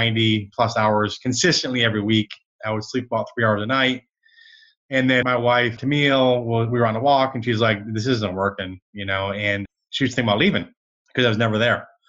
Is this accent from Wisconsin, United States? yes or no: no; Michigan, United States; now in Dallas, United States; I grew up in Michigan